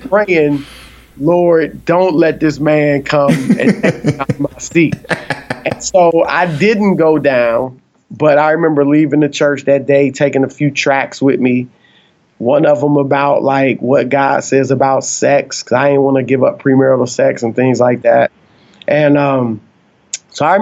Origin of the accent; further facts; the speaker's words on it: Cleveland, Ohio, United States; I'm from Cleveland